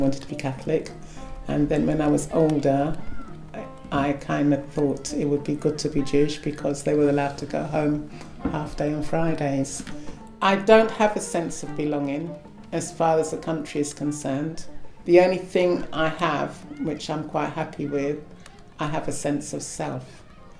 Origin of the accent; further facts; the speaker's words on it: London, United Kingdom; also born or lived in Guyana; I grew up in Tower Hamlets.